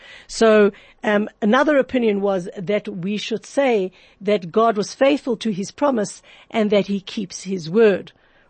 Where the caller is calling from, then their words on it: Johannesburg, Gauteng, South Africa; I know I'm talking from Johannesburg, South Africa